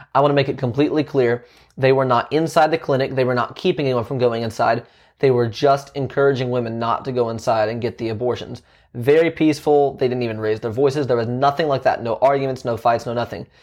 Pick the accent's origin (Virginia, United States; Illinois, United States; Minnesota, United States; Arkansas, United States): Virginia, United States; my home state of Virginia